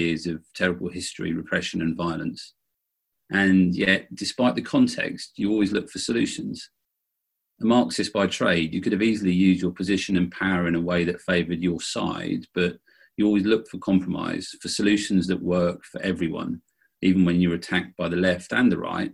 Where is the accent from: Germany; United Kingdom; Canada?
United Kingdom; Bracknell, South East England; I grew up in Bracknell in the UK in the 70s and 80s